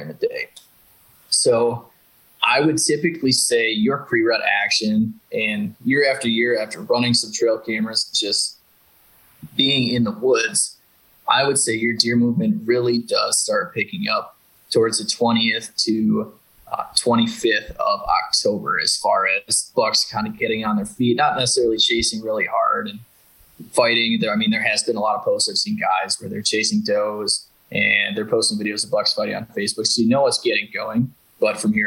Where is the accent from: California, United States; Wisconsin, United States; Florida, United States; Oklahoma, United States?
Wisconsin, United States; now in Missouri, United States; I'm honestly from Wisconsin